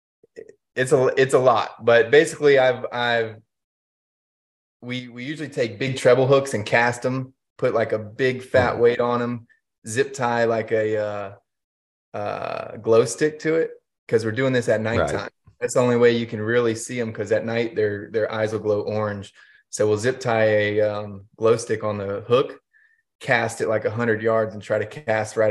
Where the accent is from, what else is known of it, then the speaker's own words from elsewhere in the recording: Winter Haven, Florida, United States; I was born and raised in Central Florida in Winter Haven, which is like dead center of the state.